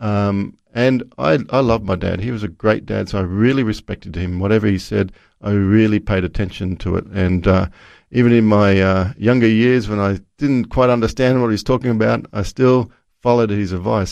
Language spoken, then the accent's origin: English; Brisbane, Queensland, Australia; I was Born in Brisbane